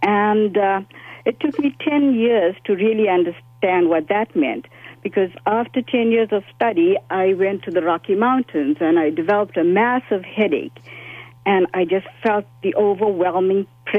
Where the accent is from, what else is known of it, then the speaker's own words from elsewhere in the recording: South Africa; now in Canada; I came to Canada in 1970. I was born in South Africa of parents of East Indian ancestry, and I understand now the correct term is South Asian people.